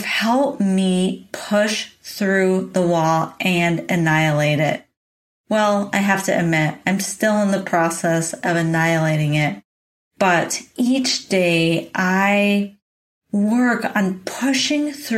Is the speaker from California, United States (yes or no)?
yes; San Diego, California, United States; moved away as an adult; also born or lived in Boulder, Colorado; now in Oregon, United States; I went home from Boulder, Colorado to San Diego, California to live back at home with my parents